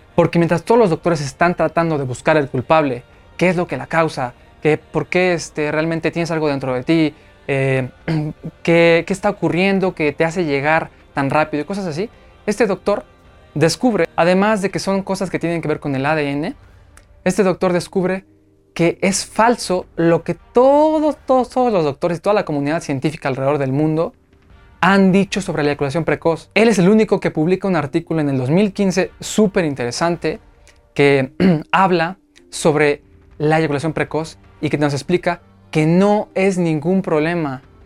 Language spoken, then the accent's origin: Spanish; Mexico; aquí en México, en mi país